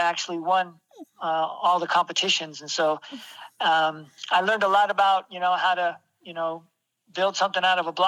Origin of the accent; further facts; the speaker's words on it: Martinez, California, United States; I grew up in California. I was born in Martinez, California. That's in Northern California